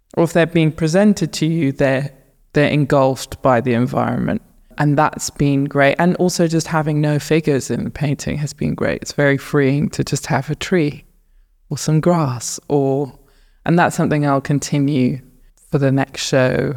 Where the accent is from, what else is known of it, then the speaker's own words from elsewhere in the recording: north of Luton, East of England, United Kingdom; moved away as an adult; also born or lived in Southeast London; now in London, United Kingdom; I was born in London, and then we very quickly moved out of London to north of Luton.